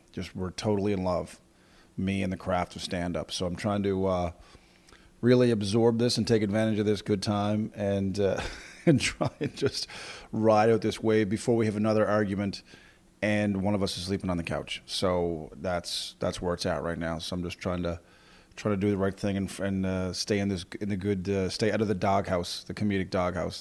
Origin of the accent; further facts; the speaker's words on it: Corner Brook, Newfoundland and Labrador, Canada; now in Calgary, Canada; heading back to my hometown of Cornerbrook, Newfoundland this coming weekend.